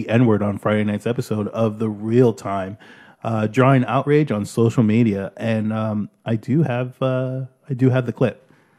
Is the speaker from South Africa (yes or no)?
no; Brampton, Ontario, Canada; born or raised there; also born or lived in Toronto